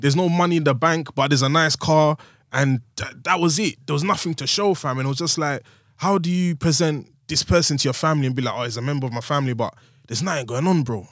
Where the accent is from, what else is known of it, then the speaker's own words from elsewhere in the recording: London, United Kingdom; I was from Woolwich